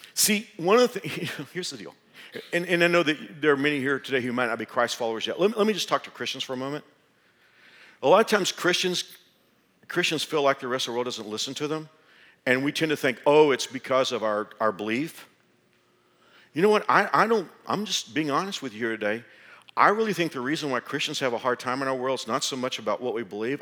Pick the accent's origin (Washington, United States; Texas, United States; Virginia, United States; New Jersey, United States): Texas, United States; moved away as an adult; now in Kansas, United States; being a Texan